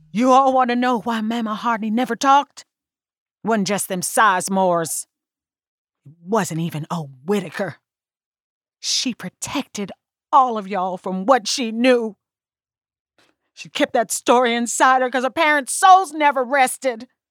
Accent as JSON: {"language": "English", "area": "Harlan County", "region": "Kentucky", "country": "United States", "tie": "born or raised there", "moved": "yes", "lives_now": "Brooklyn, United States", "said": "I was raised in Harlan County. But today I live in Brooklyn"}